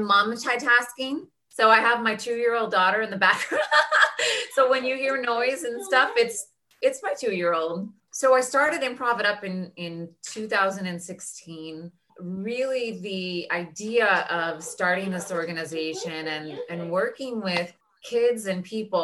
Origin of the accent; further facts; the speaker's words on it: Daly City, California, United States; moved away as an adult; also born or lived in Los Angeles; I grew up in Daly City, which is just the city outside of San Francisco